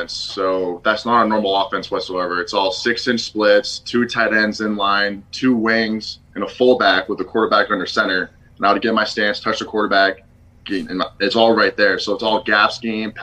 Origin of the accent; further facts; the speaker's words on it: Spencer, Massachusetts, United States; moved away as an adult; also born or lived in Maine; I'm from Massachusetts, small town, Spencer. It's right next to Worcester, which is central Mass, about an hour from Boston